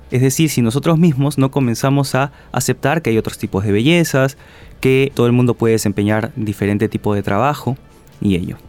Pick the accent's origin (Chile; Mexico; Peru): Peru; como peruanos